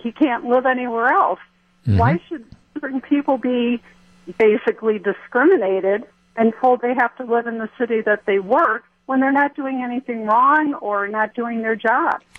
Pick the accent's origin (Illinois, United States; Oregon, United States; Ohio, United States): Illinois, United States; Chicago; now in Watertown, United States; I grew up in Chicago